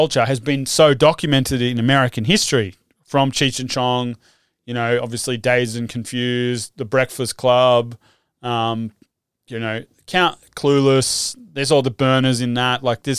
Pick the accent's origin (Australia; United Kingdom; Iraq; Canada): Australia; Narrabeen, New South Wales; Because like I'm from Narrabeen originally, and Narrabeen is like one of the only ungentrified suburbs of Sydney that still exists, because it's on Narrabeen Lake there.